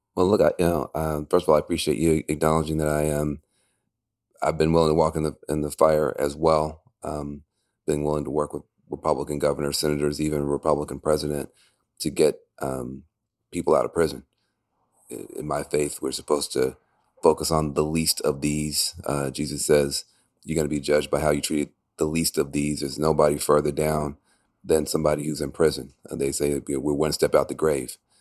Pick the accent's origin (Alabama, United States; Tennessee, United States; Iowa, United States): Tennessee, United States; I'm from Tennessee